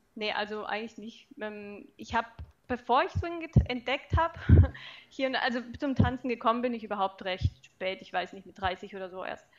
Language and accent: German; Pforzheim, Baden-Württemberg, Germany; now in Karlsruhe, Germany; ich komme aus Karlsruhe und auch ursprünglich äh, nicht hierher, aber aus Pforzheim ist nicht weit weg von hier.